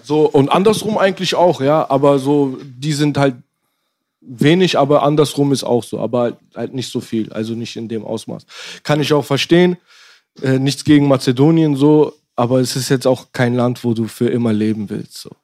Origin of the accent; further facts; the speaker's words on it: Nürtingen, Baden-Württemberg, Germany; also born or lived in Berlin; geboren Berlin 93, hier habe ich gelebt, bis ich äh, sieben, sieben, acht war dann äh, rüber in eine Kleinstadt in der Nähe von Stuttgart. Nürtingen.